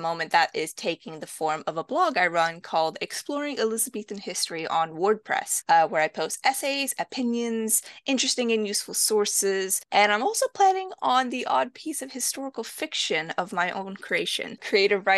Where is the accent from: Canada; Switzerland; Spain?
Canada; also born or lived in Romania / Toronto, Canada / England; I was born in Romania, but moved to Canada at a very young age, which is where I grew up and did most of my schooling